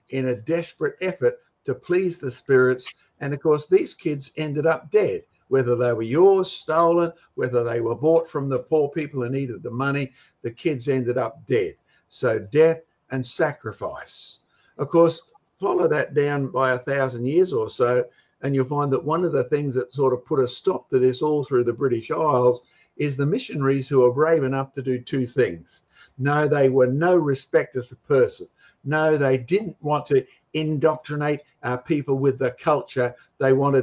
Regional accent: Australia; I'm an Aussie as well as a Scots roots

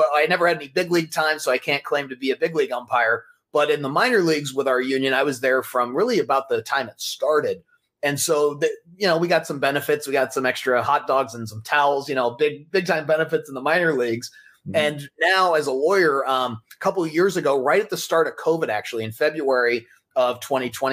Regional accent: Colorado Springs, Colorado, United States; now in Los Angeles, United States; I grew up in Colorado Springs

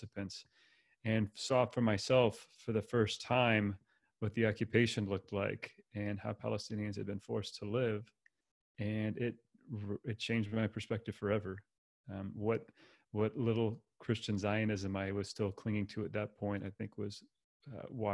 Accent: California, United States; moved away; I grew up in the U.S., primarily in California. That's where I was born and raised

